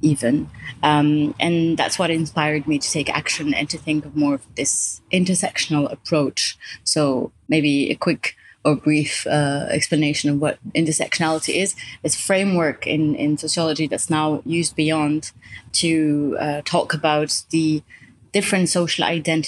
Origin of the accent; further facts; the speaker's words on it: Morocco; moved away as an adult; now in Europe; I grew up in Morocco